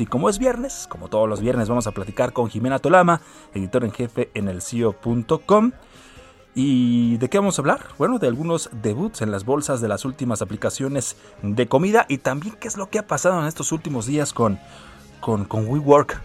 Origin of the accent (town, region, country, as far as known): Mexico